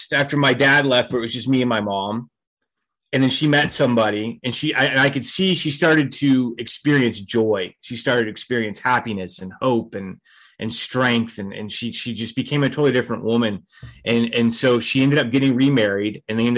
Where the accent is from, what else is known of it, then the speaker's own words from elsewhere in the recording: Fort Myers, Florida, United States; So I grew up in Fort Myers, Florida